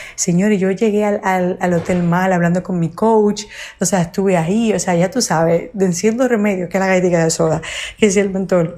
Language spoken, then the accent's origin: Spanish; Dominican Republic; moved away; República Dominicana y era algo que como mi país eh, es mi país natal